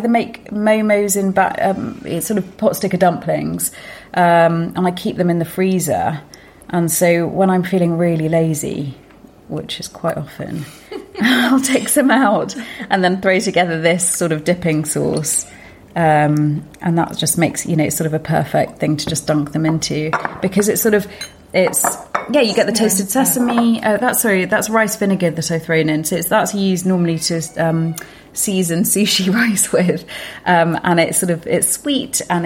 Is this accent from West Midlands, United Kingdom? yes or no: no; Lincolnshire, East Midlands, United Kingdom; I grew up in Lincolnshire